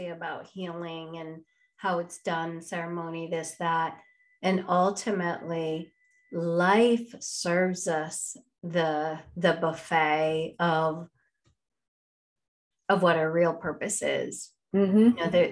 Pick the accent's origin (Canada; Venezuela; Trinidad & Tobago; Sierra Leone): Venezuela; first language Spanish; English is a second language; moved away as an adult; now in United States; I grew up in Latin America. I had very small connection to my Indian background.